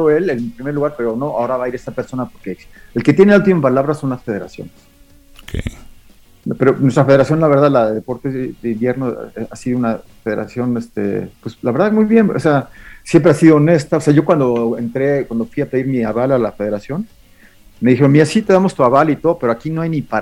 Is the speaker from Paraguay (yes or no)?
no; Mexico; en el cross country ski ya somos como 20 mexicanos